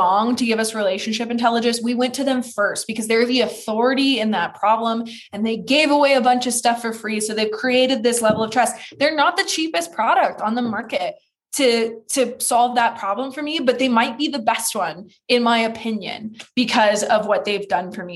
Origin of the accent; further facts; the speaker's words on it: Petaluma, California, United States; my hometown, Petaluma, California